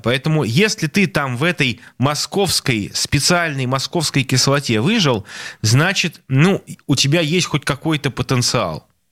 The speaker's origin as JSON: {"language": "Russian", "region": "Saint Petersburg", "country": "Russia", "said": "я как петербуржец, как сноб, как петербургский шовинист"}